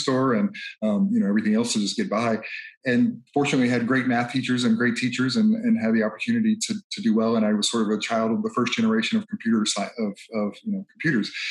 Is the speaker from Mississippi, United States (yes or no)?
yes; Mississippi, United States; I grew up in Mississippi, from multiple generations in the South